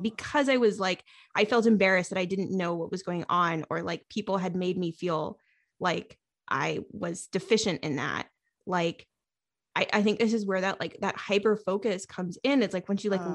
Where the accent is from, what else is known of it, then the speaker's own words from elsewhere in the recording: New England, United States; I'm from New England